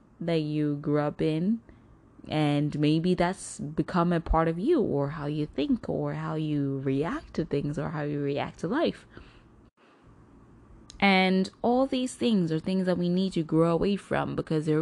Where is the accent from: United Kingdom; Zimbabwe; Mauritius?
Zimbabwe; now in United States; I grew up in Zimbabwe, a portion of my life